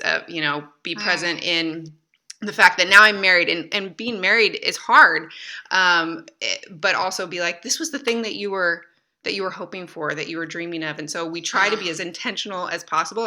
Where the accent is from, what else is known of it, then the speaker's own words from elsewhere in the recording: Michigan, United States; moved away as an adult; now in France; I grew up in Michigan